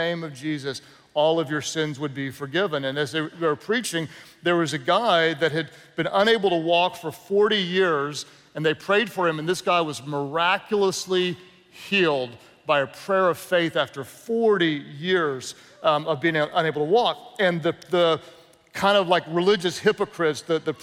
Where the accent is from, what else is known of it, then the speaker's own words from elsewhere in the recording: the South, United States; I'm from the South